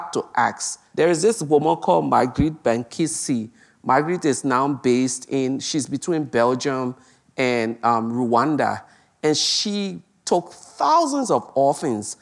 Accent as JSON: {"language": "English", "country": "Liberia", "said": "our own Liberian story"}